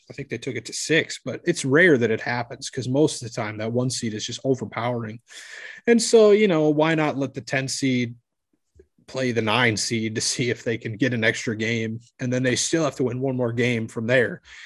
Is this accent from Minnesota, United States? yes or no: yes; Minneapolis, Minnesota, United States; my hometown team